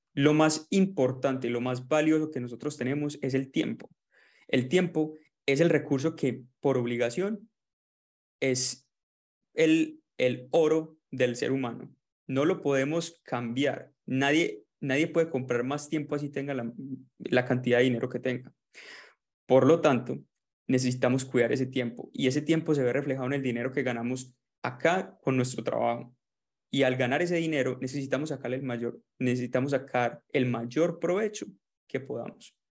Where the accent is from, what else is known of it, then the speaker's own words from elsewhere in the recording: Medellín, Antioquia, Colombia; moved away as an adult; also born or lived in Melbourne, Australia; now in Gold Coast, Australia; soy colombiano de Medellín